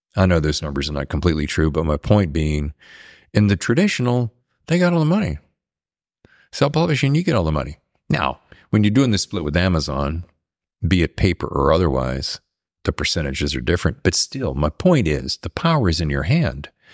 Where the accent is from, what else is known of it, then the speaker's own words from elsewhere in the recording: United States; I grew up in the South and the East